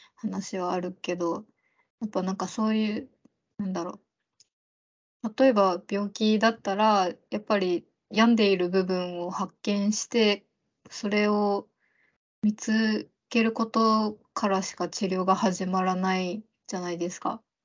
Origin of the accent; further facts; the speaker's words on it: Okinawa, Japan; 沖縄出身なので